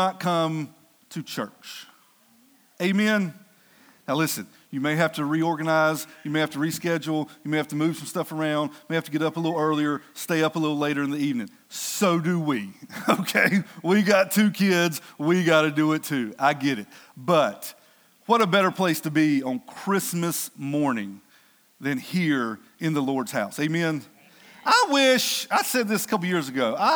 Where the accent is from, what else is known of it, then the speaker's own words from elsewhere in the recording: Denton, United States; I'm from Denton